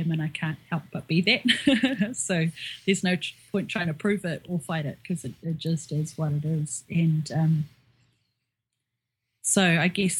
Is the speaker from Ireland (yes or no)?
no; Auckland, New Zealand; also born or lived in Northland, New Zealand; I was born and raised here in Auckland